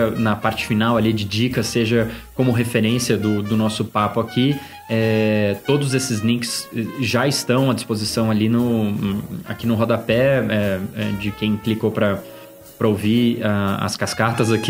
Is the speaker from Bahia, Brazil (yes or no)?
no; São Paulo, Brazil; accent: paulistano; also born or lived in Brasília; sotaque meio de paulistano que, que eu sou da Zona Norte de São Paulo e eu acho que eu perdi bastante do sotaque quando eu morei em Brasília por sete anos da minha vida